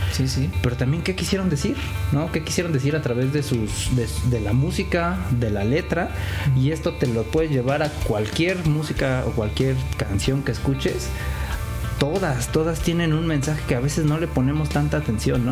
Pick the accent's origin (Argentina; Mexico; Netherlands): Mexico